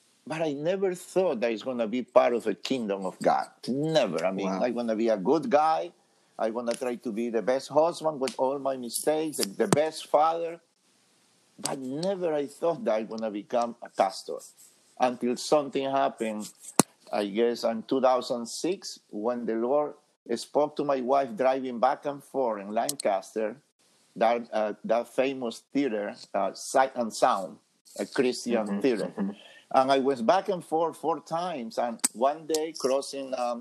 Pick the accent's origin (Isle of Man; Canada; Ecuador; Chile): Ecuador; English is a second language; moved away as an adult; now in United States; I am from Ecuador, South America, beautiful country